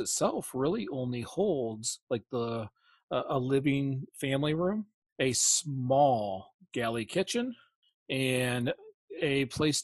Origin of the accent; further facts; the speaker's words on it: Flint, Michigan, United States; we're from the Flint area